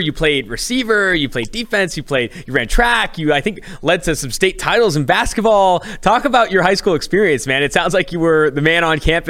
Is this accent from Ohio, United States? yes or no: no; California, United States; So I'm from California.